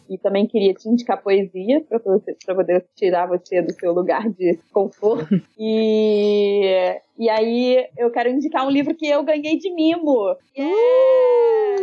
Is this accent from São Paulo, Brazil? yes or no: no; Miguel Pereira, Rio de Janeiro, Brazil; moved away as an adult; now in Rio de Janeiro, Brazil; Eu vivi em Miguel Pereira, minha cidade natal, durante 18 anos. E agora tem 15 anos que eu tô no Rio de Janeiro, na cidade do Rio.